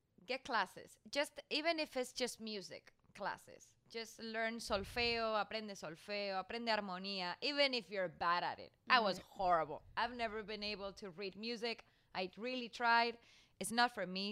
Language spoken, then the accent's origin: English; Spain; moved away; also born or lived in Mexico; I come from Spain